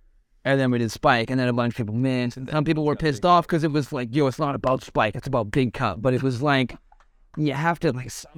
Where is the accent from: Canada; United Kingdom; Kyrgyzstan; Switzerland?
Canada; Like, I'm Canadian, you know, I have, like, German blood in me, I have English blood in me, and stuff like